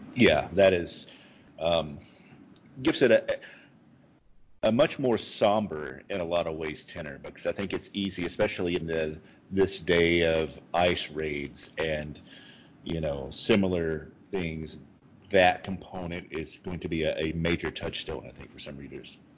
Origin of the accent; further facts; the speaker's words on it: Kentucky, United States; moved away; I grew up in the South. I was born in Kentucky